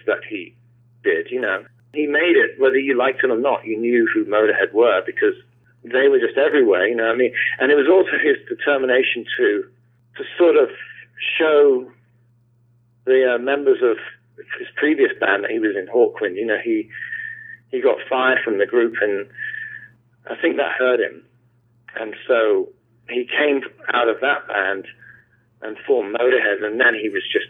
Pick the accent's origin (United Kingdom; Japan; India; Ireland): United Kingdom; London; I grew up in London, mainly southwest London.